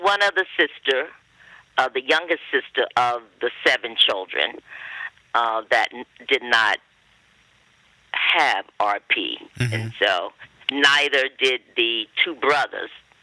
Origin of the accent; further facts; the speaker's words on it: western North Carolina, United States; I grew up on a plantation located in the western part of North Carolina